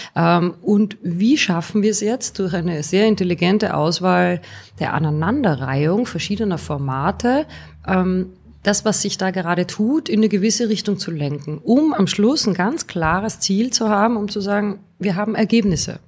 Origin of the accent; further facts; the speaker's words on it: Austria; moved away as an adult; now in Bonn, Germany; ich bin gebürtige Österreicherin